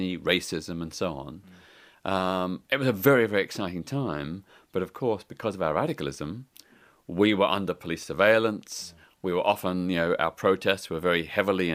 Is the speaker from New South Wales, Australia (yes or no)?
no; Melbourne, Victoria, Australia; moved away; when I was growing up in Australia in the 1960s, in my hometown of Melbourne